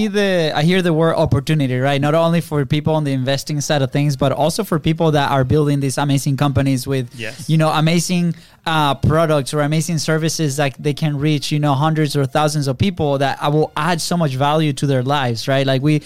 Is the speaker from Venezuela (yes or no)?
yes; Venezuela; English is a second language; now in United States; and we're originally from Venezuela, right? Our accents have improved like a lot since we first came here, which is good.